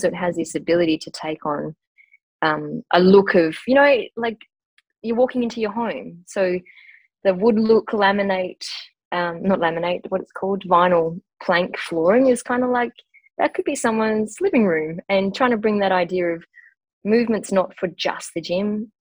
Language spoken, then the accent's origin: English; northwest of Western Australia, Australia; I grew up in a country town. So I was born in a pretty remote uh, mining community in the northwest of Western Australia.